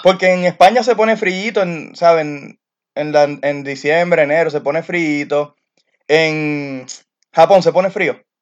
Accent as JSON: {"language": "Spanish", "town": "Carolina", "country": "Puerto Rico", "moved": "as an adult", "lives_now": "Alaska, United States", "said": "somos los de Carolina"}